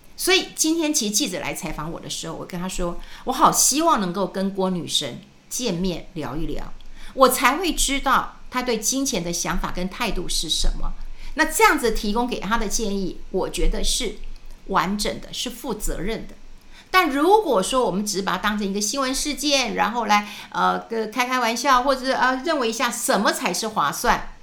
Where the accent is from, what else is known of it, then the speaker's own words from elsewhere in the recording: New Taipei, Taiwan; moved away as an adult; also born or lived in Wenshan District, Taipei; now in Taipei, Taiwan; 我就从新店就搬到了文山区